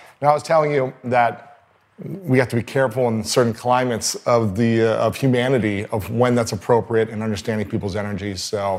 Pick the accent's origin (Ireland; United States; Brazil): United States; Ohio; growing up in Ohio